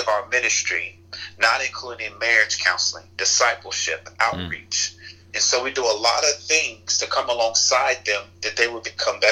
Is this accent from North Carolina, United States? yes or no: no; Chicago, Illinois, United States; where I grew up in Chicago